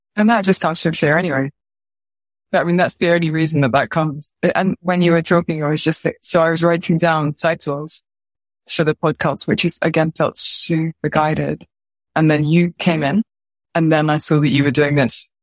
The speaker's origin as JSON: {"language": "English", "country": "United Kingdom", "said": "I'm a British movement teacher"}